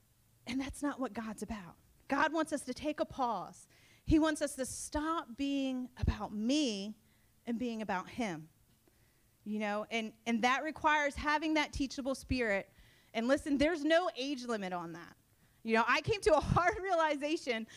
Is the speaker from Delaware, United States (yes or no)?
yes; Sussex County, Delaware, United States; I am a true Sussex County bumpkin. I grew up in Sussex County. I was born and raised between the beach and the farm